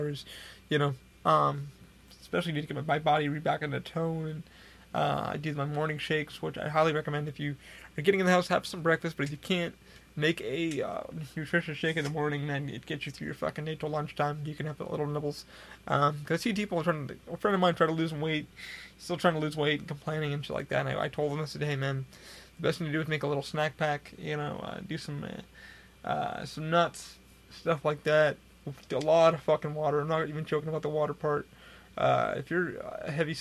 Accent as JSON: {"language": "English", "town": "Rochester", "region": "New York", "country": "United States", "tie": "born or raised there", "moved": "yes", "lives_now": "Florida, United States", "said": "I had somebody the other day from my hometown come up to me, and I was at Rochester, New York"}